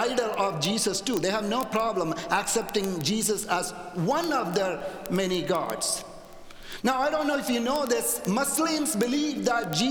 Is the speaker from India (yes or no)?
yes; India; also born or lived in Canada; now in United States; when I was a little boy growing up in India